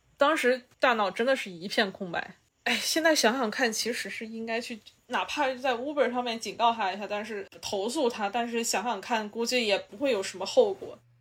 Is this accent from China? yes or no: yes; China; moved away; 他就somehow就是可以看出来我是中国人